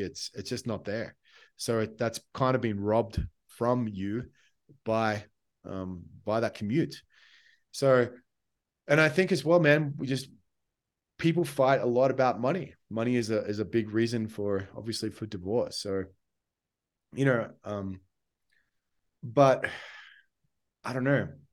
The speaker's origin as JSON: {"language": "English", "country": "Australia", "said": "I'm Australian"}